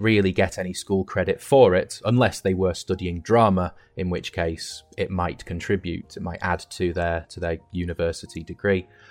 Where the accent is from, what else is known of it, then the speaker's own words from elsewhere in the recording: United Kingdom; moved away as an adult; now in Shandong, China; I'm from the UK.